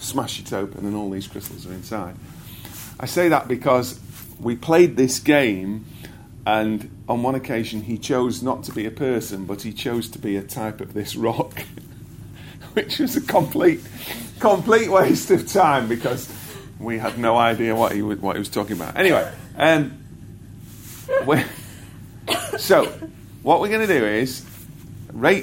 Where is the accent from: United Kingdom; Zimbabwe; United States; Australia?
United Kingdom; I am British, born here